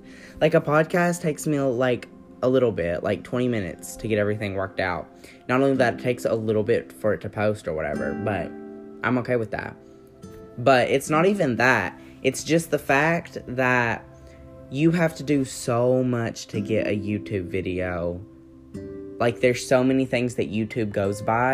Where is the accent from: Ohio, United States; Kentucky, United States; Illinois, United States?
Kentucky, United States; I'm from Kentucky